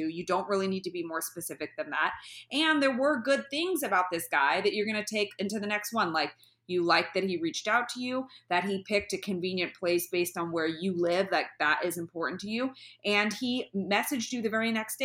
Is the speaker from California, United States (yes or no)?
yes; the Bay Area, California, United States; moved away; I'm from the Bay Area